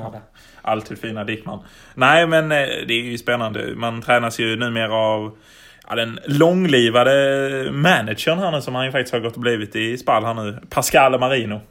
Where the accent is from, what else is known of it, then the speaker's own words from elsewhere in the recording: Malmö, Skåne, Sweden; vi är väl bägge från Malmö